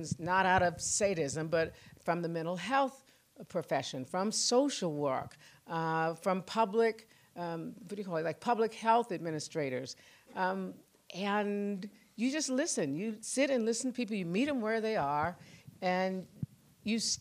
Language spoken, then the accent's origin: English; Tulsa, Oklahoma, United States; I was 8 years old growing up in Tulsa